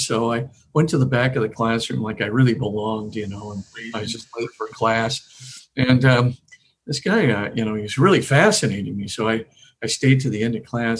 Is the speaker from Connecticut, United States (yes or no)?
no; Honolulu, Hawaii, United States; moved away as an adult; also born or lived in Spokane, Washington; I was born in Honolulu, Hawaii, which is a lot closer to Australia than California, and lived there for 18 years